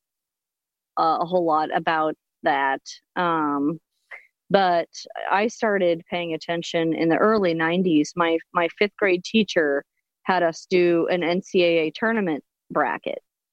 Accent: Lafayette, Indiana, United States; I actually grew up in Lafayette, Indiana.

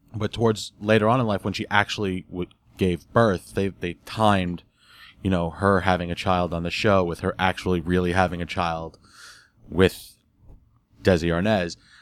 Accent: New York, United States; growing up in New York, I had a very Hispanic family

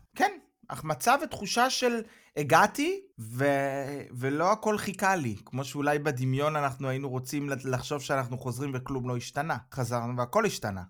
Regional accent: Israel; moved away as an adult; now in Germany; מצד אחד בישראל אני בבית, ואז אני חוזר לגרמניה, הביתה

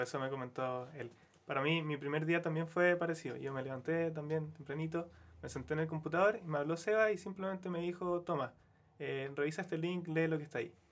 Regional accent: Quillota, Valparaíso, Chile; moved away as an adult; now in Santiago, Chile; yo soy de Quillota, entonces para mí igual fue un cambio más o menos grande irme como de región, del campo, a Santiago

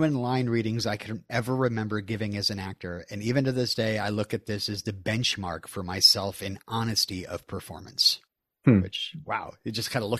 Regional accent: United States; I'm American.

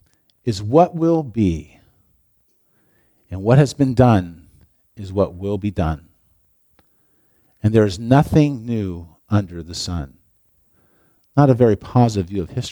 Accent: Longview, United States; I grew up in Longview, and Longview is a relatively new place

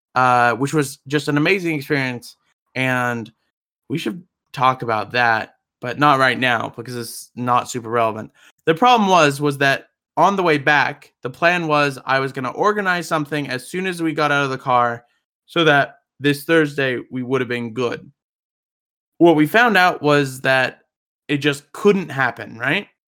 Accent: Denver, Colorado, United States; I'm from Denver, Colorado

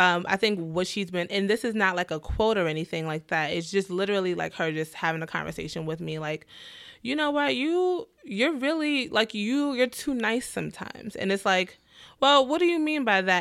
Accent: New York City, New York, United States; I'm from the Bronx

